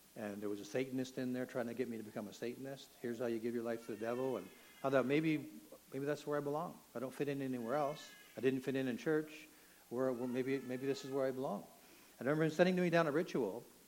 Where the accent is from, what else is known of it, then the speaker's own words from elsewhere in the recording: Toronto, Ontario, Canada; I grew up in Toronto